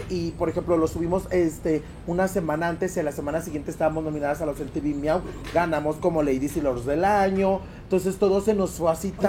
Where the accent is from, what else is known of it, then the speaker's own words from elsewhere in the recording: León, Guanajuato, Mexico; yo soy 100% panza verde, soy de León, Guanajuato.